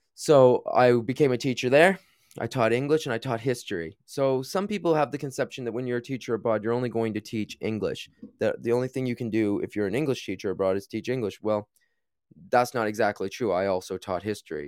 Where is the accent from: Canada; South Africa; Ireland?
Canada; moved away as an adult; also born or lived in China; now in United Kingdom; I am from Canada originally, I taught in the U K now for about eight years